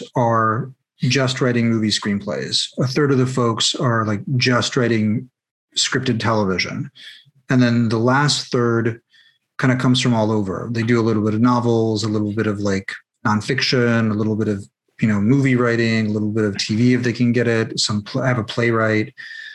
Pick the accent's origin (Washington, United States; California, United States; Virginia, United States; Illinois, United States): Washington, United States; Seattle; moved away as an adult; now in Los Angeles, United States; Seattle, my hometown